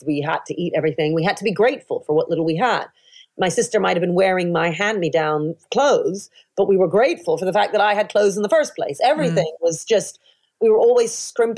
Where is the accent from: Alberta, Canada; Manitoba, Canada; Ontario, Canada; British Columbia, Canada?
Ontario, Canada; Toronto; now in United Kingdom; I grew up mainly in Toronto